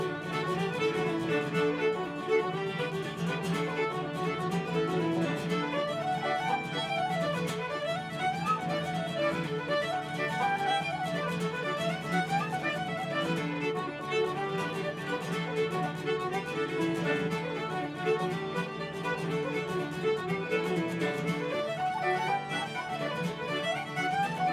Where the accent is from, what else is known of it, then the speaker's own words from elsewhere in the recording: Ballinasloe, County Mayo, Connacht, Ireland; now in Cleveland, United States; Ballinasloe in County Mayo, my hometown